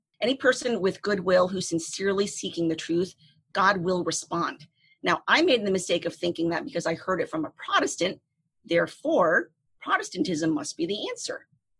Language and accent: English; East Coast of Florida, United States; also born or lived in Saigon, Vietnam; I grew up on the East Coast of Florida. So I liked to go to the beach a lot